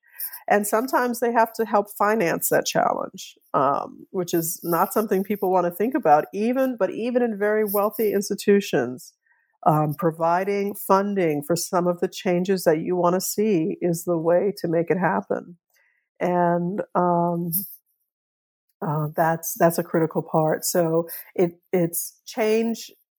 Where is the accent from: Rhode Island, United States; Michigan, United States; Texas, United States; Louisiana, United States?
Louisiana, United States; New Orleans; So I grew up in New Orleans. I've learned that my family, my father's side was there. On both sides, my family was there from the antebellum era.